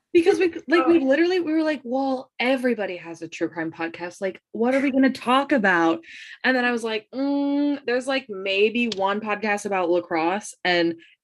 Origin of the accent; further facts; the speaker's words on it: Pennsylvania, United States; also born or lived in New Hampshire; I used to go to school in New Hampshire. So that's how, and I'm from Pennsylvania